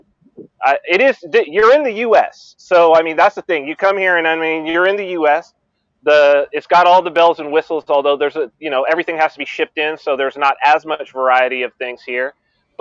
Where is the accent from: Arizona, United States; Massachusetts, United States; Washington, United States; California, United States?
California, United States; Southern; moved away as an adult; also born or lived in New Hampshire; now in Saipan, Northern Mariana Islands; I had gone to California because I had my second child. I have two daughters, and we were in New Hampshire being a part of the Free State Project